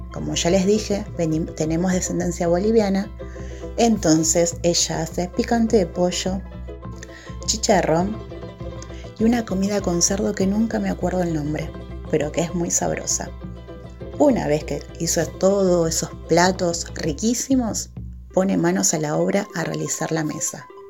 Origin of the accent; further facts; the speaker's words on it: Argentina; Yo soy de Argentina, pero tengo descendencia boliviana.